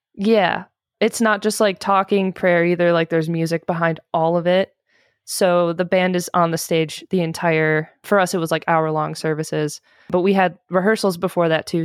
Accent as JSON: {"language": "English", "region": "Michigan", "country": "United States", "tie": "born or raised there", "said": "I grew up in Michigan"}